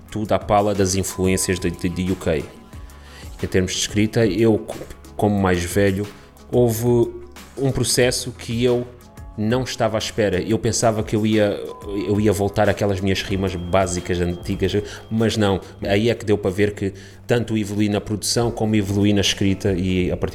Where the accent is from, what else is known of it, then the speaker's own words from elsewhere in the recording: Portugal; also born or lived in Angola / Canada; nasci em Angola, vim para Portugal com os meus 3 anos de idade, emigrei para o Canadá, voltei para Portugal